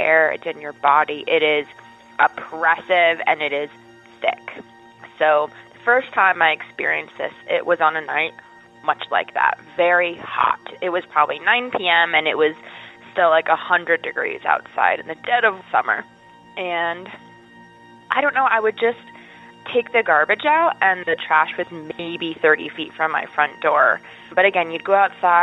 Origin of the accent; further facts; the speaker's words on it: Statesboro, Georgia, United States; moved away as an adult; now in Appalachia, United States; I finished high school and college in that area, so I was there for many years